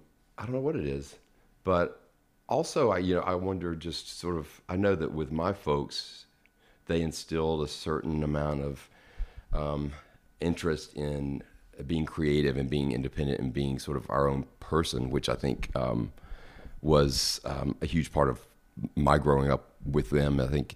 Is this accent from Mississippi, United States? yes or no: yes; Madison, Mississippi, United States; also born or lived in Jackson, United States; And we moved out to Madison, which is a little town just north of Jackson, when I was probably in the third grade.